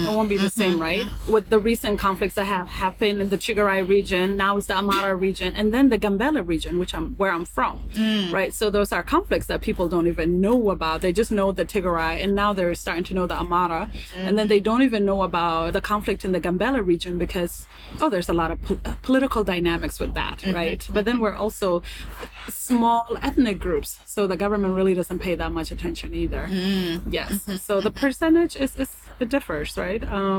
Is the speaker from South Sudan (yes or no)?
yes; South Sudan; I am originally from South Sudan in Ethiopia.